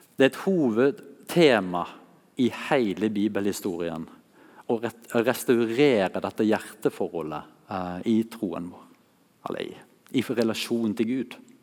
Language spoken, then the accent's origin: Norwegian; Masfjorden, Vestland, Norway; her er vi hjemme i stua der jeg vokste opp, i Massfjorden.